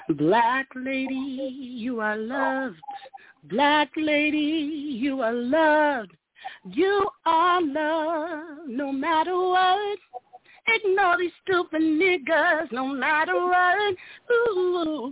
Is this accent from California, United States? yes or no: no; Nebraska, United States; I'm from Nebraska